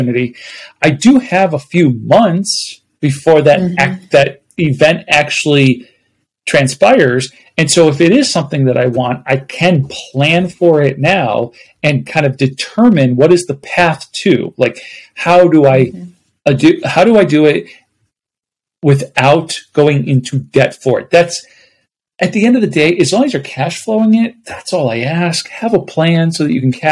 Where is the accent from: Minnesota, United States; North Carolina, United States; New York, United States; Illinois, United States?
New York, United States; Buffalo; now in Phoenix, United States; I'm originally from Buffalo, New York